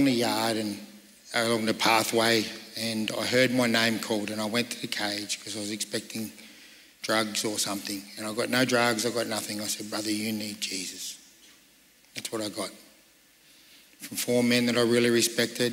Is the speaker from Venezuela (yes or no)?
no; Sydney, New South Wales, Australia; I grew up in Sydney